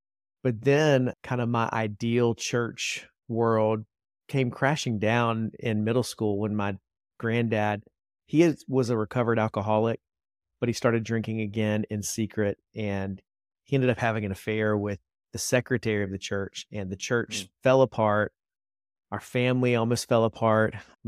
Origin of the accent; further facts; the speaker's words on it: Columbia, South Carolina, United States; now in Charlotte, United States; So I grew up in Columbia, South Carolina.